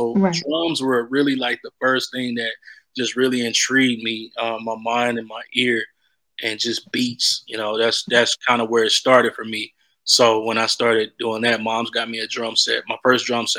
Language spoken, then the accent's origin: English; the South, United States; Like, you know, I'm from the South, so church is really big out here, you know.